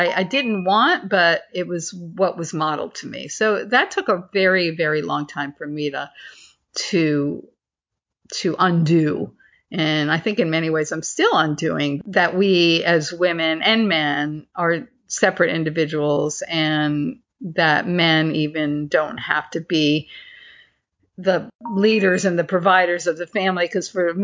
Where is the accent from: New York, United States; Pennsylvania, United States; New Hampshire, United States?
New York, United States; Northport; my hometown of North Port, Long Island